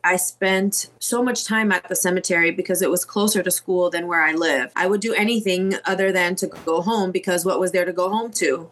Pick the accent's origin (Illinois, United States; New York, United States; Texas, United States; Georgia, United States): Illinois, United States; Chicago; moved away as an adult; I was born and raised in Chicago and made it out in my early 20s